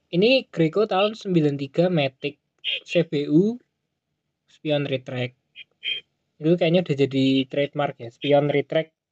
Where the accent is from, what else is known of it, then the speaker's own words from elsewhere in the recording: Java, Indonesia; accent: Javanese (medok); Gue kan gak bisa oh. ngomong gue lu, medok.